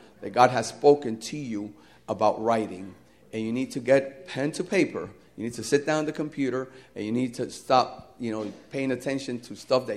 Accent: New Jersey, United States; moved away as an adult; also born or lived in Puerto Rico; I was born and raised in New Jersey

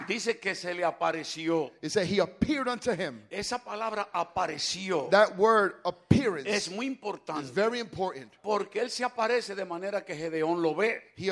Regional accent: San Pedro de Macorís, Dominican Republic; He moved to my, to my, to my town, San Pedro de Macorís.

